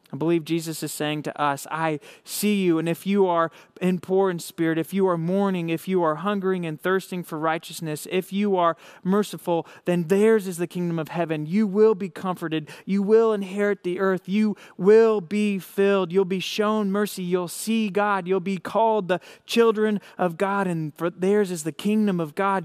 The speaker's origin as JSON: {"language": "English", "town": "Hays", "region": "Kansas", "country": "United States", "said": "I'm from Hays, Kansas. I help run a young adult and college ministry out here in Western Kansas"}